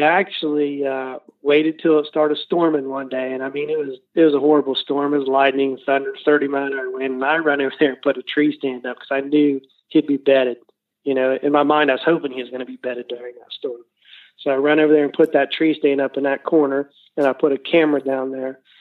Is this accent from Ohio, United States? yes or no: yes; Southern Ohio, United States; we're from Southern Ohio